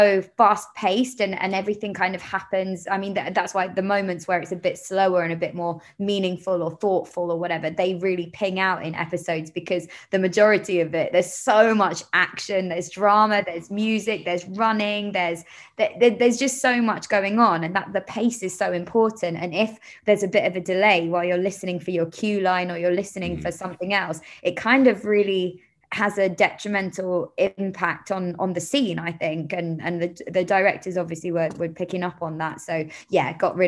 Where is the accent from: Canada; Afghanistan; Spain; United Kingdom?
United Kingdom; London; I'm from Camden Town. So I grew up in London.